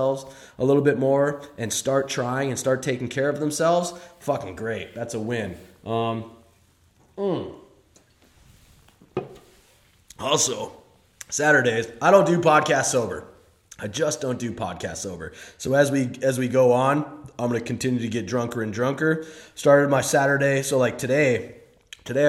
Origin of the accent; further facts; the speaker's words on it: St. Paul, Minnesota, United States; I grew up in St. Paul, Minnesota